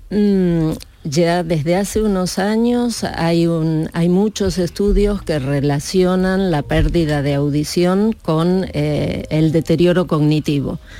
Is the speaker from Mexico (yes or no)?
no; Argentina; also born or lived in Andalusia; now in Spain; Argentina, pero hace 35 años que vivo aquí.